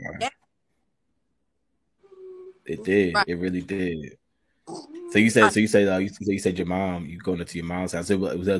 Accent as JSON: {"language": "English", "town": "Charlotte", "region": "North Carolina", "country": "United States", "tie": "born or raised there", "also_born_or_lived": "Albuquerque, New Mexico", "said": "I'm originally from Albuquerque. I moved to Charlotte when I was five."}